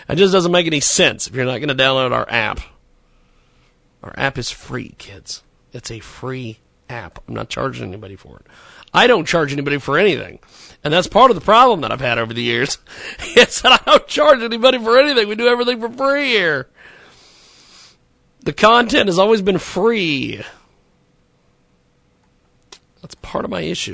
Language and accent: English; McPherson, Kansas, United States; My hometown of McPherson, Kansas, had a newspaper there for years.